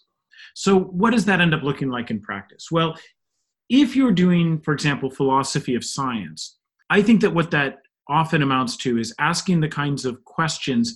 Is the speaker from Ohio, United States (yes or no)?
yes; Northeast Ohio, United States; moved away as an adult; now in Pittsburgh, United States; growing up in Northeast Ohio